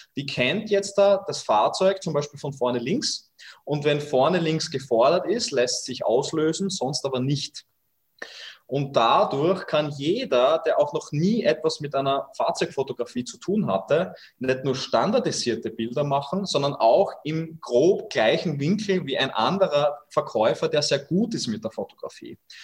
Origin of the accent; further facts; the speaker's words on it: Austria; Bei uns in Österreich